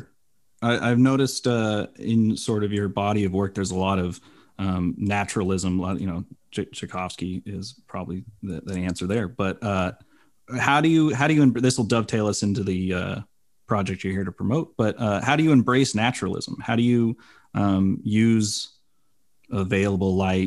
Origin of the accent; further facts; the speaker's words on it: Bay Area, California, United States; moved away; also born or lived in Arizona; I grew up in the Bay Area